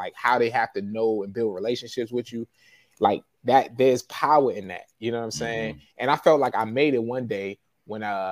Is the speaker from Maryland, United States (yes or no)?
yes; Forestville, Maryland, United States; also born or lived in Baltimore, Maryland; I grew up in Fordsville